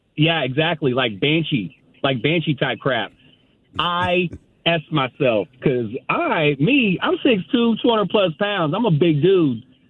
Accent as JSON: {"language": "English", "area": "the Bay Area", "region": "California", "country": "United States", "said": "I'm from the Bay Area. I lived in the hood."}